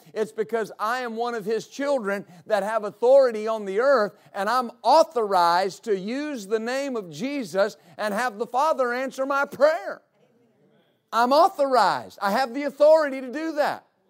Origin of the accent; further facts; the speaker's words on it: West Texas, United States; I grew up in West Texas